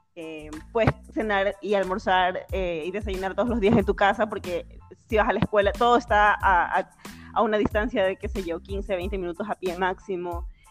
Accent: Bolívar, Ecuador; also born or lived in Guayaquil, Ecuador; yo nací en Guayaquil y la familia de mis padres estaba por allá, pero por el trabajo de mi papá, que es médico, él tuvo que mudarse para un pueblito muy chiquito de la provincia Bolívar y pues nos vinimos cuando tenía aproximadamente tres años de edad

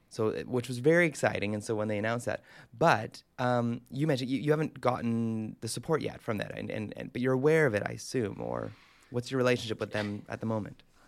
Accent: Canada; growing up in Canada

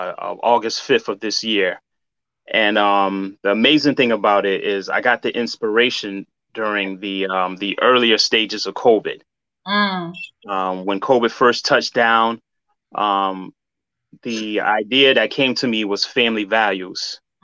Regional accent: Hartford, Connecticut, United States; I'm from Hartford, Connecticut, born and raised.

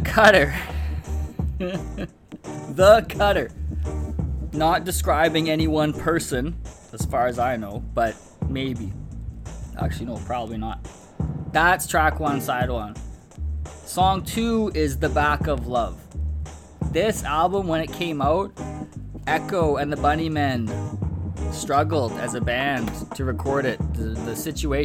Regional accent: Winnipeg, Manitoba, Canada; from Peg City, from my hometown, Winnipeg.

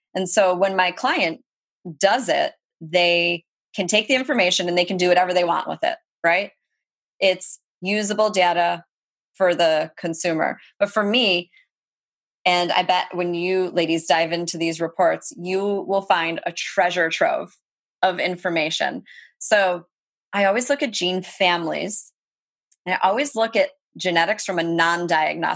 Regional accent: Rochester, New York, United States; I say upstate New York. I mean, it's way upstate, right? Rochester.

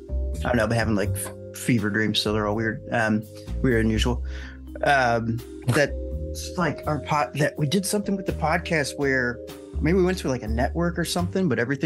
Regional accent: Alton, Illinois, United States; Alton in my hometown. Alton.

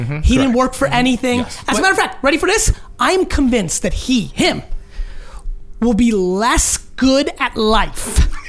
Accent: Russia; born there; moved away; Well, sure it does. I was born in Russia, so there was no history of family fandom.

